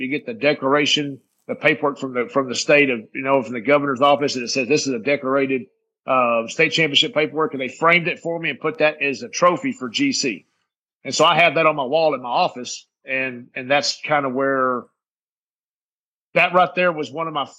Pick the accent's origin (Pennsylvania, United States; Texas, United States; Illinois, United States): Texas, United States; Midland; Midland, my hometown here